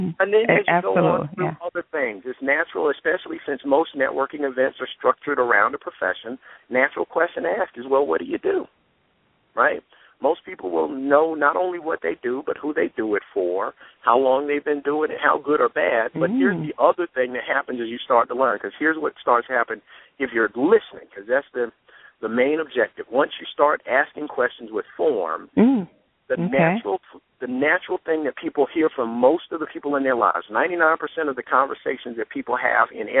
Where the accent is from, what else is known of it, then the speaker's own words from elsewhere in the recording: Atlanta, Georgia, United States; We're both here in Metro Atlanta